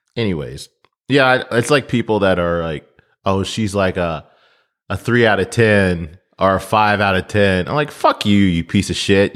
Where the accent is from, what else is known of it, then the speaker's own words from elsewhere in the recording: United States; I'm, I'm American